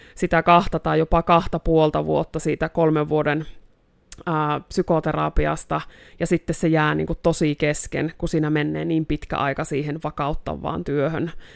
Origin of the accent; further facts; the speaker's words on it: Joensuu, North Karelia, Finland; moved away as an adult; also born or lived in Kontiolahti; now in Rovaniemi, Finland; täältä Joensuusta alun perin olen kotoisin ja Kontiolahdella syntynyt